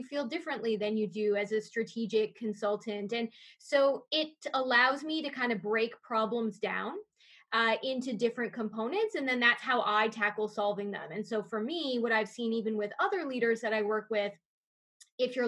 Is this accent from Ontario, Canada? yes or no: yes; Niagara Falls, Ontario, Canada; I grew up in Niagara Falls, and so that was in the heart of tourism's area